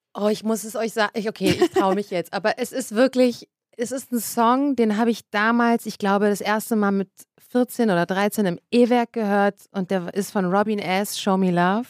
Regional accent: Berlin, Germany; ich bin ja wirklich ein Berliner Kind und wir haben zwar jetzt nie extrem zentral gewohnt

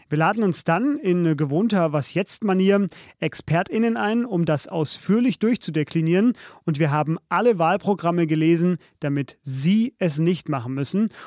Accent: Saarland, Germany; ich komme aus dem Saarland.

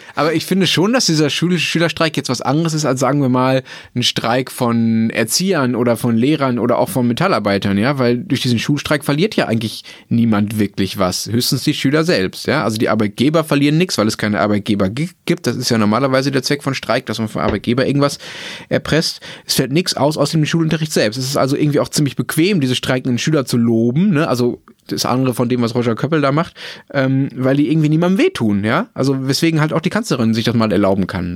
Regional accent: Dortmund, North Rhine-Westphalia, Germany; in Dortmund, äh, wo ich aufgewachsen bin

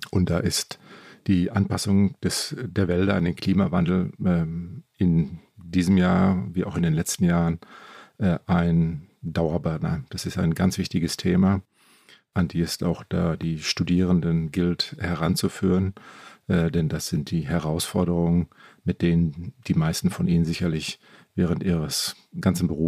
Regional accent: North Rhine-Westphalia, Germany; Ich bin selber Westfale, Münsterländer und das äh, Münsterland das ist auch so geprägt von alten dicken Eichen, die da in den Hecken stehen.

